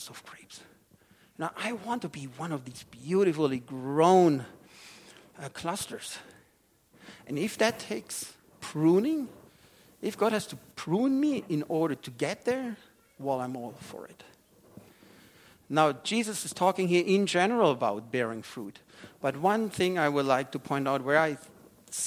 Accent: Germany; moved away; I have been growing up in a wine-growing region in Germany

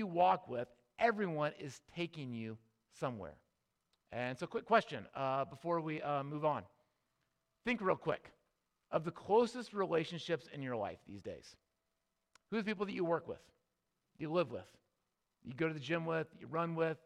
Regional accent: Midwest, United States; we grew up in the Midwest

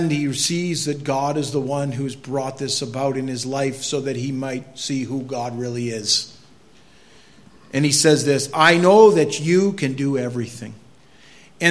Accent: Maine, United States; I'm from Maine

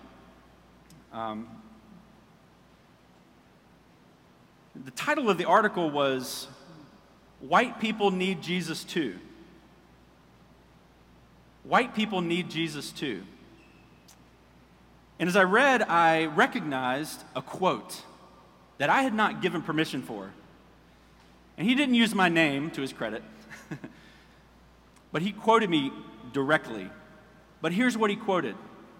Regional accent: Orangeburg, South Carolina, United States; moved away as an adult; I was telling him a little bit about Orangeburg

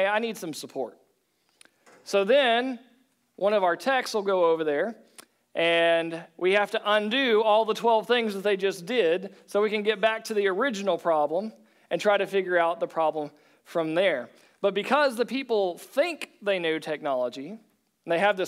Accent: Oklahoma, United States; I was from Oklahoma

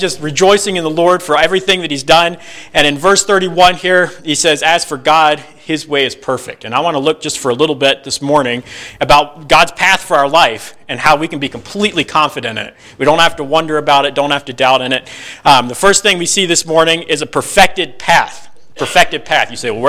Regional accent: Virginia, United States; moved away as an adult; I grew up in Virginia originally

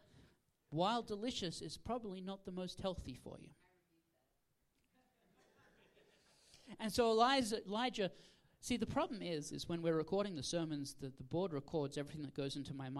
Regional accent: Australia; moved away; originally I'm from Australia

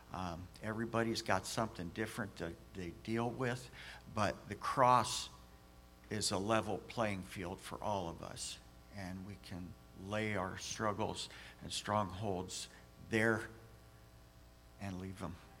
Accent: United States; I'm an American

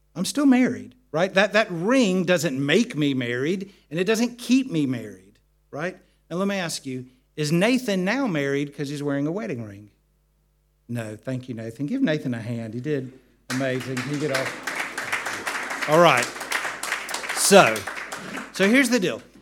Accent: United States; now in United Kingdom; growing up in the States and the part of America where we lived, uh, we lived in the mountains

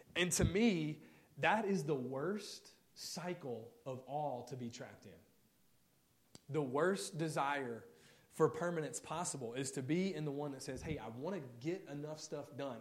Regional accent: Mississippi, United States; moved away; I'm from Mississippi originally

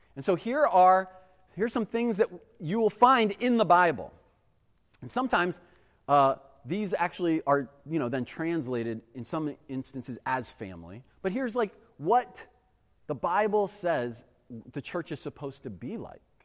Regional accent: United States; we as American Christians

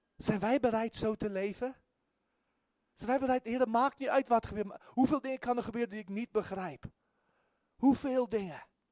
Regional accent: South Africa; moved away as an adult; now in Netherlands; ik kom uit Zuid-Afrika

